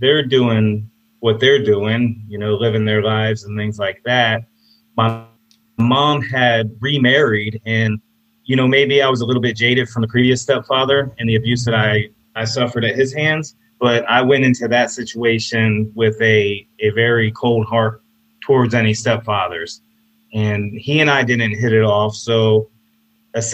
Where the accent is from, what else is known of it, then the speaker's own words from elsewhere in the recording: Apopka, Florida, United States; also born or lived in Orlando, Florida; I'm from Orlando, Florida, and I grew up in a small town called Apopka.